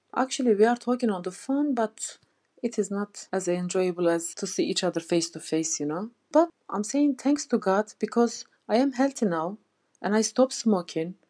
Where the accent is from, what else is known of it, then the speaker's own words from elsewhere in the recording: Turkey; English is a second language; moved away as an adult; now in Leeds, United Kingdom; I'm from Turkey